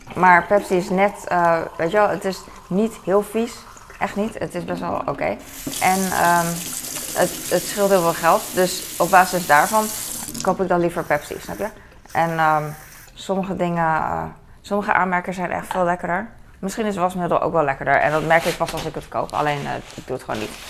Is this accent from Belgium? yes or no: no; Netherlands; wij als Nederlanders kunnen wel een beetje Duits